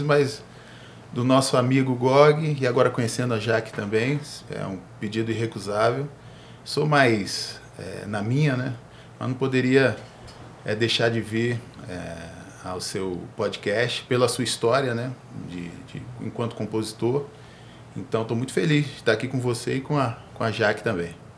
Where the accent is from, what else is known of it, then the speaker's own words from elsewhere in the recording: Brasília, Federal District, Brazil; eu nasci no Cruzeiro, nascido e criado